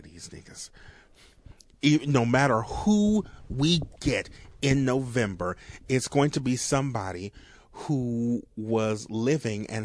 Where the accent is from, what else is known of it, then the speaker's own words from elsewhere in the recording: New Orleans, Louisiana, United States; accent: New Orleans; my New Orleans accent